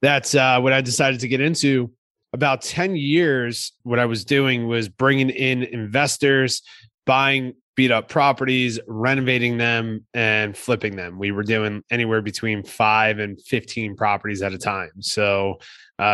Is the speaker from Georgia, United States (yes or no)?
no; Kearny, New Jersey, United States; moved away as an adult; now in San Diego, United States; I'm born and raised in New Jersey, Hudson County, New Jersey. Grew up in a town called Kearney